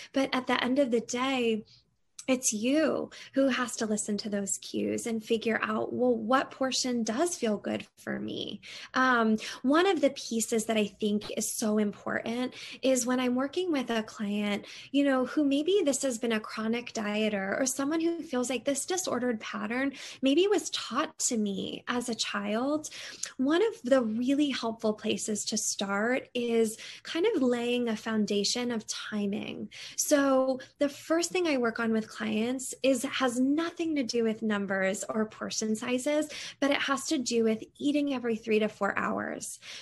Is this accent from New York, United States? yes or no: no; Connecticut, United States; moved away as an adult; also born or lived in Seattle; I grew up in Connecticut